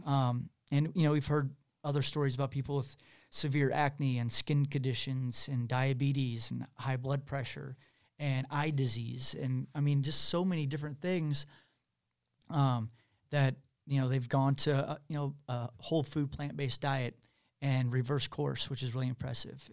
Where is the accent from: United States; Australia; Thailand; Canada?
United States; Kansas City, Missouri; I'm from Missouri, I'm from Kansas City.